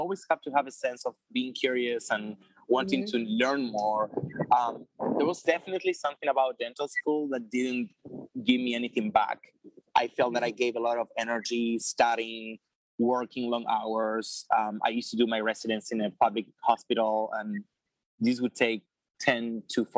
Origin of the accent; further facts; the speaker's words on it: Argentina; moved away as an adult; now in New York City, United States; I'm from Argentina originally. I moved to New York City almost 10 years